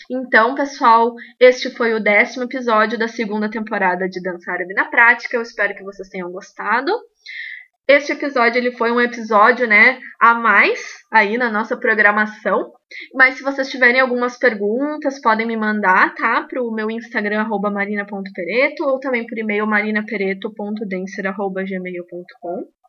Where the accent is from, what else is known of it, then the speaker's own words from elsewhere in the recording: Rio Grande do Sul, Brazil; sou do Rio Grande do Sul.